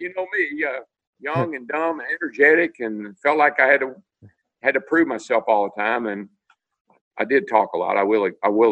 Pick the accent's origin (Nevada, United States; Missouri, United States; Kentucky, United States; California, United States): Kentucky, United States; Owensboro; moved away; also born or lived in Franklin, Tennessee; I grew up in Owensboro, Kentucky. I lived in Franklin, Tennessee